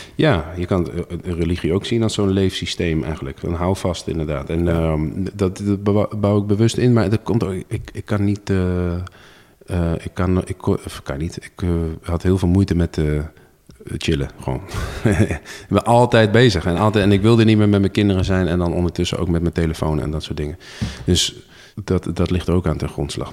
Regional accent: Zwolle, Overijssel, Netherlands; ik ben geboren en getogen Zwollenaar

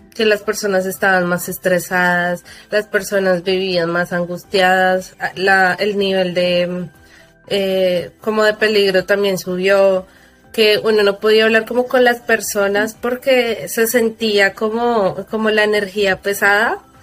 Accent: Colombia; moved away; en mi país lo que hicieron fue que ellos sí cerraron, pero Colombia es un país de comerciantes.

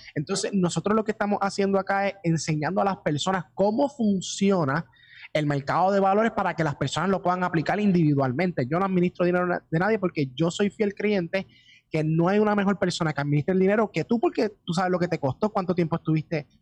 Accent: Puerto Rico; empezamos acá en Puerto Rico y somos completamente puertorriqueños

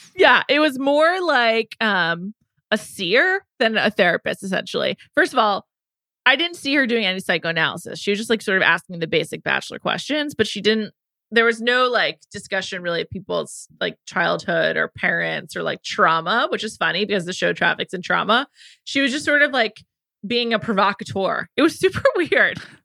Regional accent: New York City, New York, United States; I'm from New York City, I'm from the Upper West Side

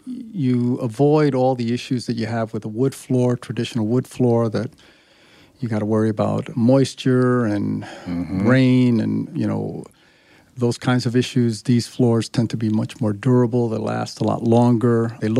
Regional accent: New York, United States; also born or lived in Chicago; Born in Chicago, grew up in New York.

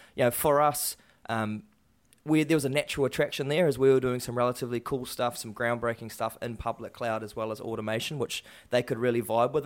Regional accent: Waikato, New Zealand; growing up in the Waikato

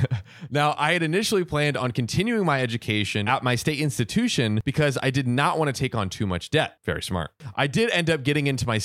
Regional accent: West Coast, United States; We're from the West Coast.

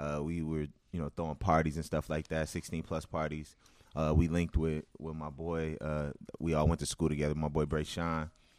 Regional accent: Minneapolis, Minnesota, United States; So I'm from North Minneapolis, but you know, I went to North High. I went to Dunwoody Academy

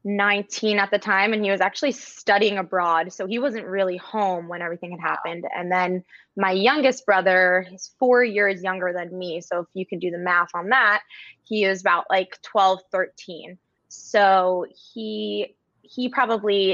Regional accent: New Jersey, United States; now in Maine, United States; I'm currently a school psychologist in Maine and I'm originally from New Jersey.

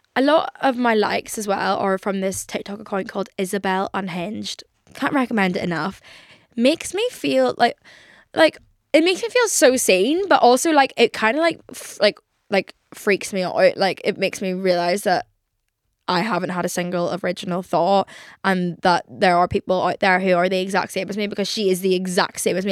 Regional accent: Ireland; I am an Irish girl

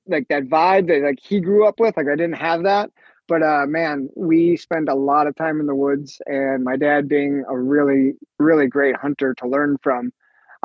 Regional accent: Green Bay, Wisconsin, United States; I grew up in Green Bay, Wisconsin. Lived there for most of my life

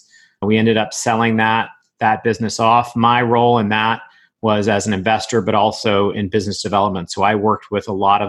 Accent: Coral Gables, Florida, United States; also born or lived in New York; So I grew up in South Florida in Coral Gables, right up the street from the University of Miami.

